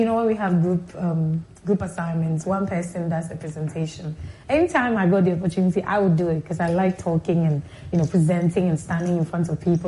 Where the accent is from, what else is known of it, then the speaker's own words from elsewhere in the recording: Accra, Greater Accra, Ghana; also born or lived in Liberia; growing up in Accra